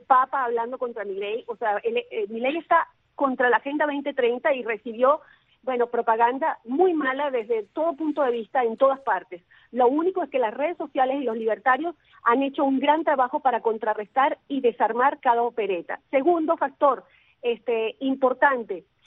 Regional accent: Venezuela; como venezolana

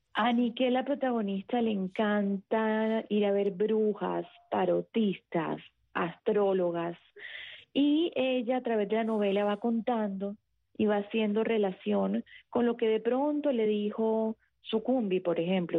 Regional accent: Cartagena, Bolívar, Colombia; Yo soy costeña, yo soy de Cartagena, Colombia

